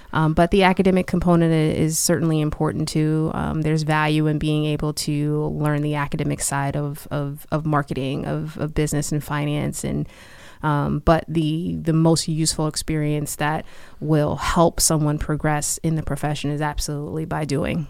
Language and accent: English; Hillside, New Jersey, United States; also born or lived in Newark, New Jersey; I grew up in Hillside, New Jersey